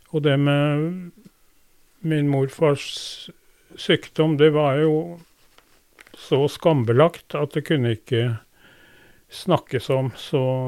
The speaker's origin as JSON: {"language": "Norwegian", "town": "Drammen", "region": "Buskerud", "country": "Norway", "tie": "born or raised there", "also_born_or_lived": "Skoger, Vestfold", "said": "jeg ble født på Drammen sykehus den 12. mai 1946"}